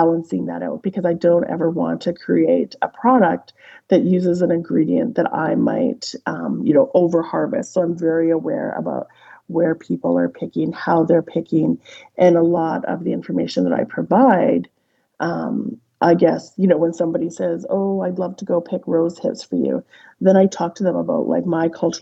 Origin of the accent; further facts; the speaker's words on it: Whitehorse, Yukon, Canada; also born or lived in Mayo, Yukon; I grew up in Whitehorse, but certainly surrounded by people who lived the culture